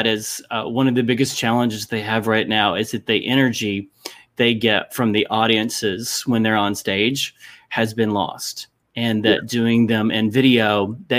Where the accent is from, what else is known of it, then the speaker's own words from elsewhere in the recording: Lexington, Kentucky, United States; I'm from Lexington, Kentucky